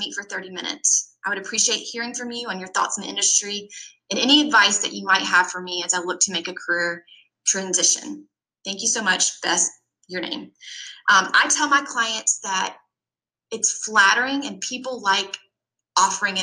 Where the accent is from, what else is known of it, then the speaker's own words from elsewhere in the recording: Georgia, United States; I grew up in small town Georgia.